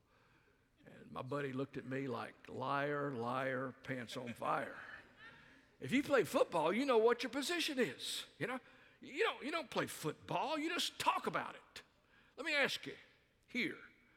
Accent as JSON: {"language": "English", "region": "the South", "country": "United States", "tie": "born or raised there", "also_born_or_lived": "Albuquerque, New Mexico / Dallas, Texas / South Carolina", "moved": "as an adult", "said": "I grew up in the South"}